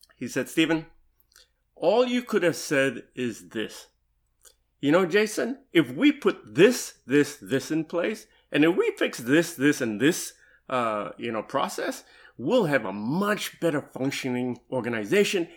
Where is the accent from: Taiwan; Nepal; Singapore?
Singapore; also born or lived in Dallas, Texas / Louisville, Kentucky / Seattle, Washington; now in Nashville, United States; I'm originally from Singapore, though, right? And I came to the U S, uh, in nineteen ninety-eight.